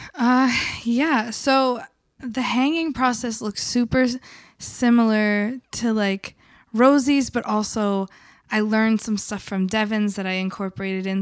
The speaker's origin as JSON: {"language": "English", "region": "the South", "country": "United States", "tie": "born or raised there", "moved": "yes", "lives_now": "Philadelphia, United States", "said": "I grew up in the South where there was not even buses where I grew up"}